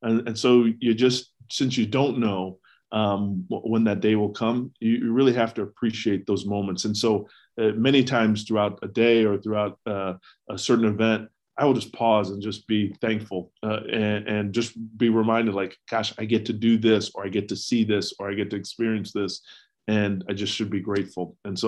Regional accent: the South, United States; growing up in the South and going to school in the East, I had no idea where Butler was.

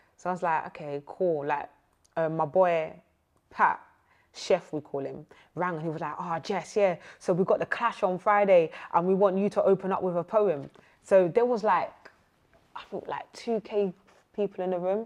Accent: Essex, East of England, United Kingdom; I'm not from South. I am from Essex.

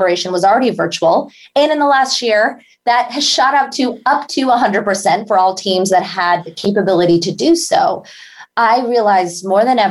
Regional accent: India; moved away; as an Indian immigrant

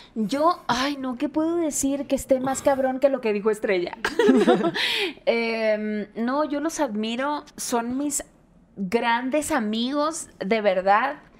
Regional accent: Hermosillo, Sonora, Mexico; moved away; vengo de un barrio de Hermosillo

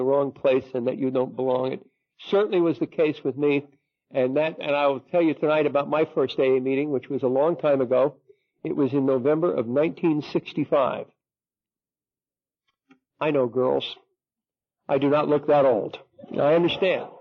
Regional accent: New Jersey, United States; I'm Irish and I'm Catholic and I'm from New Jersey

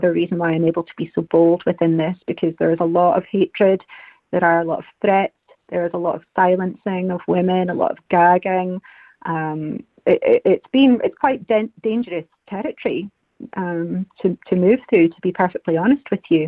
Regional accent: Scotland, United Kingdom; as Scottish women

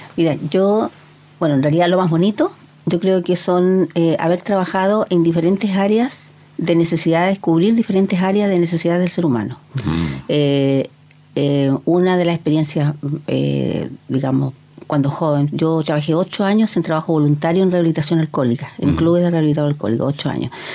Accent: Penco, Biobío, Chile; yo soy eh, originaria de Penco, me viví toda la vida allá

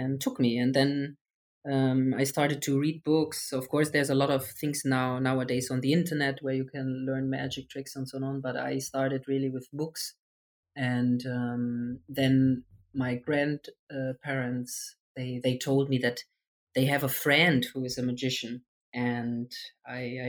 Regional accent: Germany; I'm from Germany

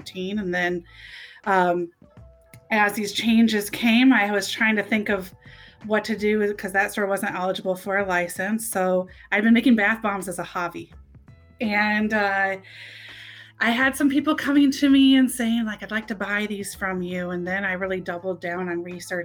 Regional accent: East Lansing, Michigan, United States; I grew up in East Lansing, went to East Lansing High

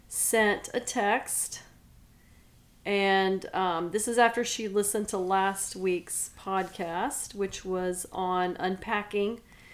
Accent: Silsbee, Texas, United States; moved away; Oh, I'm from Silsbee, Texas. I'm from Southeast Texas in the East

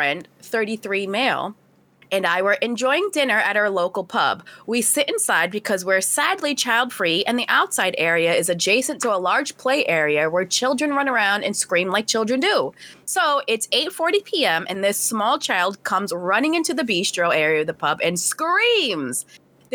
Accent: United States; I'm American

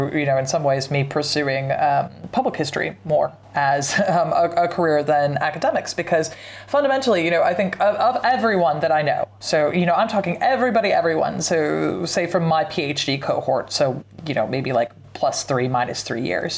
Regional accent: Pacific Northwest, United States; I'm from the Pacific Northwest

